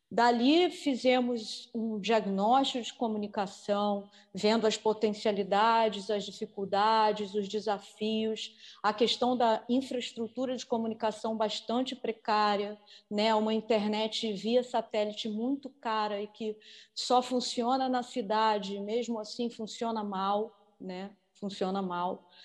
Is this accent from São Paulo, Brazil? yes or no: no; Rio de Janeiro, Brazil; moved away as an adult; now in São Gabriel da Cachoeira, Brazil; também sou carioca, sou do Rio de Janeiro